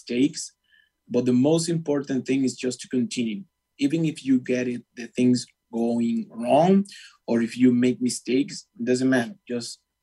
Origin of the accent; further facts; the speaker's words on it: Venezuela; English is a second language; moved away as an adult; also born or lived in Argentina; now in United States; I'm from Venezuela, which is a very hard country to live at this moment.